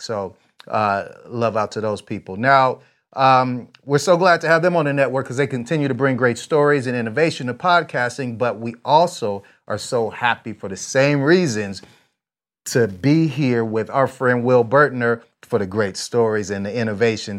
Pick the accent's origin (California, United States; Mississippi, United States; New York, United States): California, United States; San Jose; now in Vista, United States; born there, but I'm from there. I, I went to high school there, middle